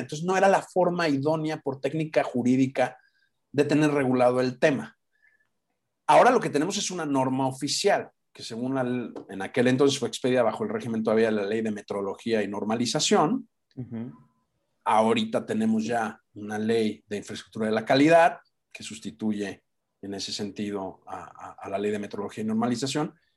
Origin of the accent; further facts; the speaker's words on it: Guadalajara, Jalisco, Mexico; moved away as an adult; also born or lived in Europe; now in Mexico City, Mexico; Los que somos de Guadalajara, pues somos comerciantes